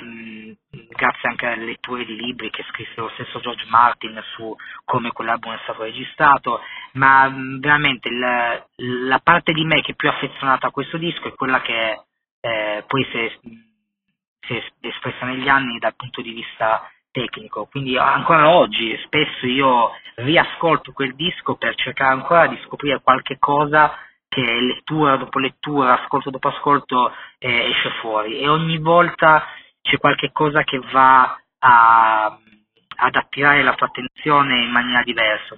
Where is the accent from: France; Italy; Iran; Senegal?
Italy; Turin, Piedmont; io sono di Torino, sono legato profondamente a tutto quello che è la cultura musicale creativa della mia città. Fortunatamente, appunto, sono cresciuto in questo ambiente